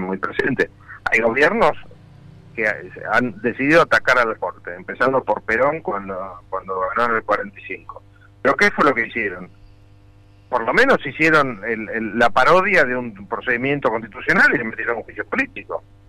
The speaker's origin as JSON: {"language": "Spanish", "country": "Argentina"}